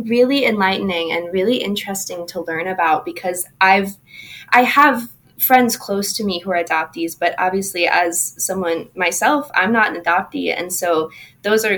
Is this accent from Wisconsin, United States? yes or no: yes; Southeast Wisconsin, United States; moved away as an adult; now in Des Moines, United States; I grew up in Wisconsin, Southeast Wisconsin